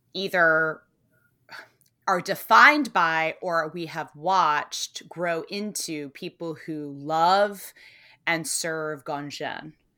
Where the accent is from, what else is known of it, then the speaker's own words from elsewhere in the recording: United States; as an American